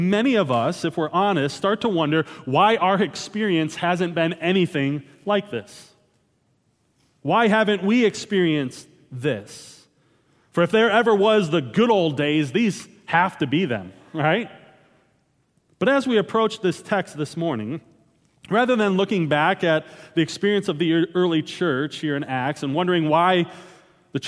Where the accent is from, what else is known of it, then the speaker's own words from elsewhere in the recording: Wisconsin, United States; moved away; Growing up in Wisconsin, devotion to a certain football team was a given